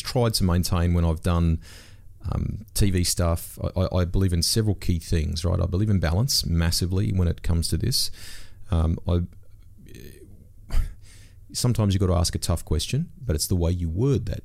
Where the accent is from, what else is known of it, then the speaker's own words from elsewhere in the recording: Sydney, New South Wales, Australia; I grew up in Sydney's Northwest